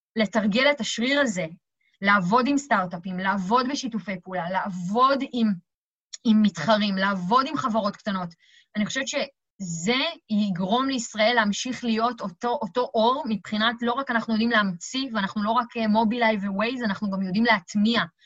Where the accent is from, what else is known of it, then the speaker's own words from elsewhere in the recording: Israel; אנחנו מאוד טובים בזה כישראלים